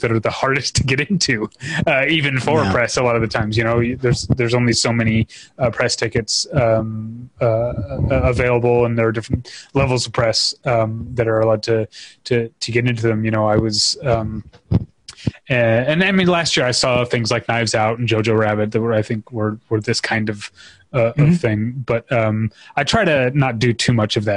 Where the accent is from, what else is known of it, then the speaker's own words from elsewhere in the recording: United States; as an American